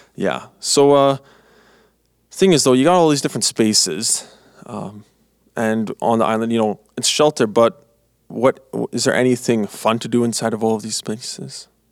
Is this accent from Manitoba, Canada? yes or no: yes; Manitoba, Canada; moved away as an adult; now in Three Hills, Canada; I'm from Manitoba, and I'm going to school in Alberta.